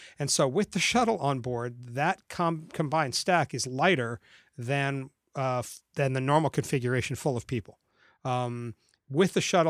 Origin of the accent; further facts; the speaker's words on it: Florida, United States; as a kid growing up in Florida, I love the space program and have always been into it.